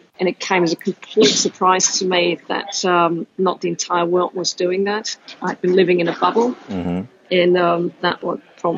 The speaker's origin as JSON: {"language": "English", "country": "Austria", "tie": "born or raised there", "also_born_or_lived": "Denmark", "second_language": "English", "moved": "as an adult", "said": "So maybe if I just explain why my accent is all over the place and how sure. I got to be a gadget junkie with a weird accent. I grew up in Austria and spent the first half of my life as a professional athlete playing handball."}